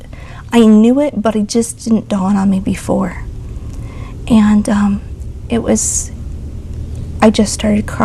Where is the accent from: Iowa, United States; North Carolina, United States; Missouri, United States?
Missouri, United States; Joplin; moved away; We're from Joplin, Missouri originally.